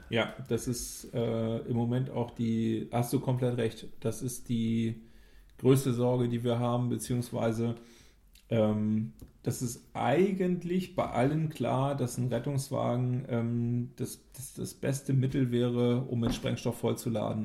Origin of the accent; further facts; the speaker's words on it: Germany; wir als Deutsche